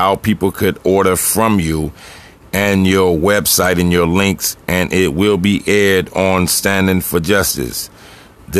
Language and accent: English; New York City, New York, United States; Harlem, my birthplace and my hometown